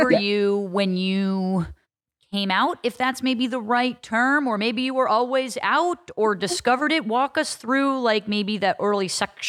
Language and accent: English; New York, United States; No, I'm from New York. I live in Manhattan.